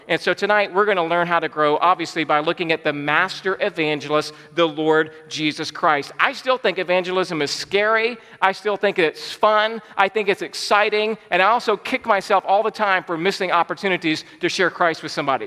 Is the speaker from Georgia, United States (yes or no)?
yes; Georgia, United States; I was born and raised in Georgia